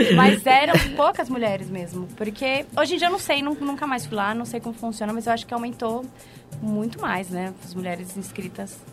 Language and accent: Portuguese; São Paulo, Brazil; eu sou de Itaquera, sou da Zona Leste, graças a Deus. Muito feliz por ser da Zona Leste. Born and raised.